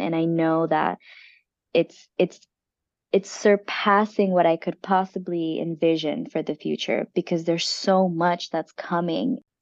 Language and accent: English; United States; us as the American people